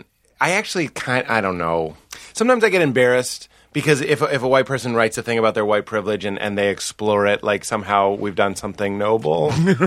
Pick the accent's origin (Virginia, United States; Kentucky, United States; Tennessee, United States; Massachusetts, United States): Massachusetts, United States; Cambridge; I grew up in Cambridge, I went to school in Cambridge